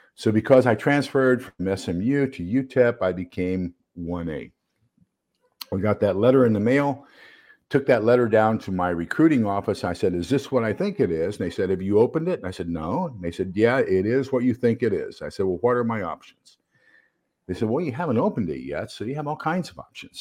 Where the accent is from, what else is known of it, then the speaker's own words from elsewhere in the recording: El Paso, Texas, United States; moved away; I'm originally from El Paso, Texas